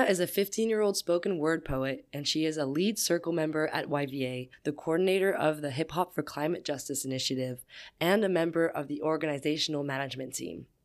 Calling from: Oakland, California, United States; I'm calling from Oakland, California.

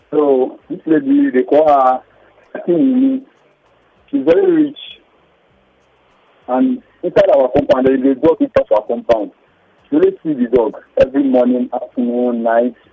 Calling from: United States

